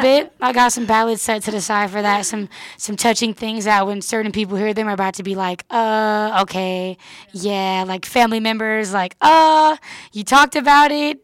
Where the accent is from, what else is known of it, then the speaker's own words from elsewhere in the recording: Oakland, California, United States; I'm from the Bay, but it's because I've kept the Bay sound